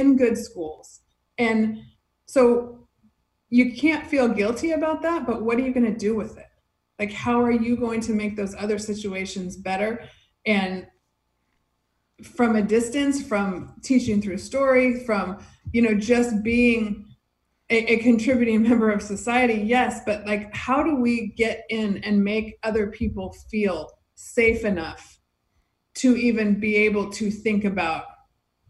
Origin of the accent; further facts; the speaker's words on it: Fresno, California, United States; also born or lived in Hermosa Beach, California; now in Redondo Beach, United States; I grew up in Fresno